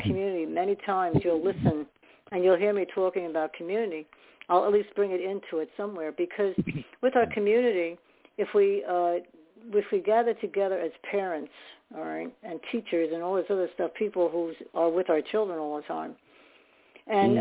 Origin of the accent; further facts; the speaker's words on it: New York, United States; I was born in New York